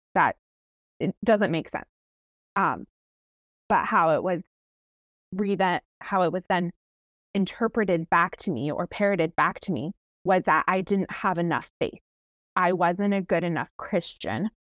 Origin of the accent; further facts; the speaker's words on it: Ontario, Canada; moved away as an adult; now in Washington State, United States; I'm Canadian